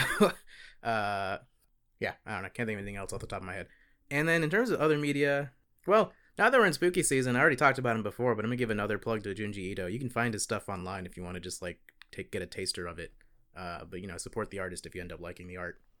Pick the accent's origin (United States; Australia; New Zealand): United States; Gilbert, South Carolina; from my hometown of Gilbert, South Carolina